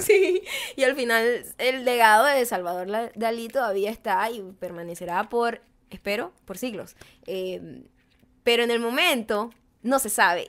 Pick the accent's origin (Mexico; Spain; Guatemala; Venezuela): Venezuela; now in United States; como venezolana, como latina, como inmigrante